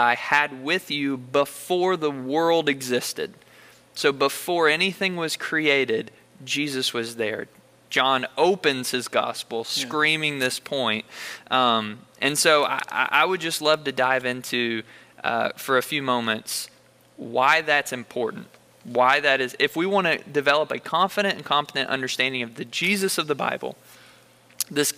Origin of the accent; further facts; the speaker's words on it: Bullitt County, Kentucky, United States; I'm from Bullitt County